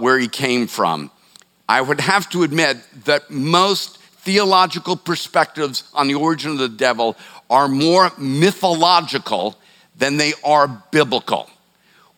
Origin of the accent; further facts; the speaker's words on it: Boston, Massachusetts, United States; now in Charleston, United States; I'm from the Boston area